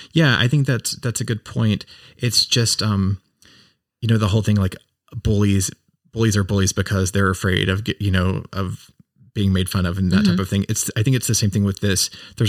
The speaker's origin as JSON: {"language": "English", "country": "United States"}